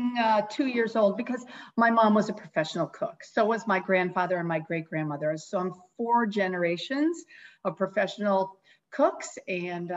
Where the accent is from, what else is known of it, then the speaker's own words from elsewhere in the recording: New England, United States; moved away as an adult; now in Bay Area, United States; I grew up in New England